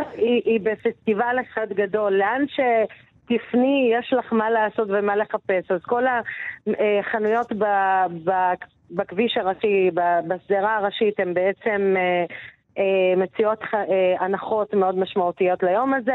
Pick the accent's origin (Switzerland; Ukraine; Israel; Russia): Israel; Baqa al-Gharbiyye, Haifa District; ובאקה היא מאוד יקרה לליבי, נולדתי שם, גדלתי שם